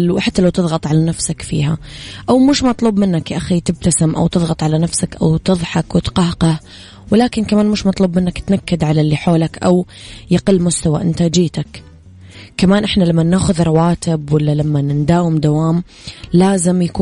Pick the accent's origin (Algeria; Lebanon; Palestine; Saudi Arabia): Saudi Arabia; Najran, Najran Province; العيد المقبل إن شاء الله نبيك تعيدين عندنا بنجران عشان يصير العيد عيدين